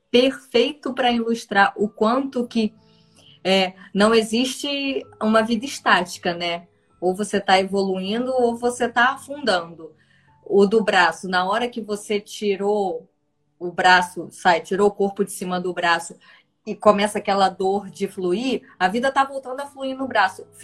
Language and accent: Portuguese; Paraná, Brazil; Sou do Paraná, de Conselheiro Ma é isso, né?